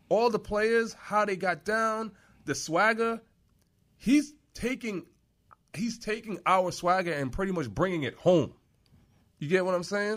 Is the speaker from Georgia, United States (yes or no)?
no; New York, United States; moved away; Growing up in New York